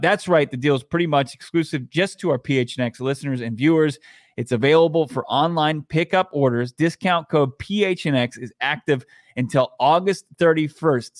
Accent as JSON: {"language": "English", "town": "Falls Church", "region": "Virginia", "country": "United States", "said": "I'm from Northern Virginia. I'm from Falls"}